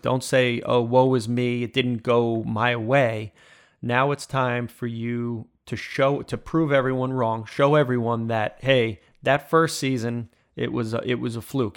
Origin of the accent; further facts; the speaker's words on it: Smithtown, New York, United States; I grew up in Smithtown